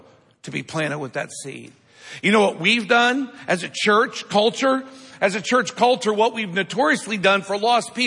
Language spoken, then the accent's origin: English; Midwest, United States; I grew up in the Midwest. I grew up watching farming my whole life